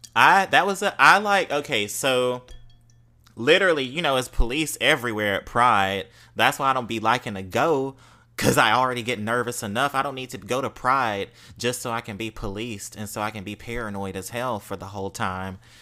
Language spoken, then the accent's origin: English; Mississippi, United States; accent: Mississippi; now in New Orleans, United States; I'm from Mississippi